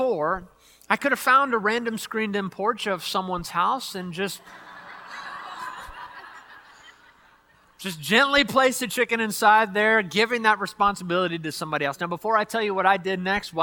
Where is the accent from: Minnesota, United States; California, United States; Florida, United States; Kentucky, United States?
Kentucky, United States; Louisville; moved away; back in the town that I grew up in over in Louisville, Kentucky